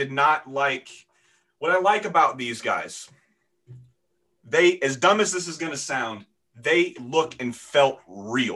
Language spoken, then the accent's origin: English; Florida, United States; also born or lived in Seattle, Washington; I grew up in Florida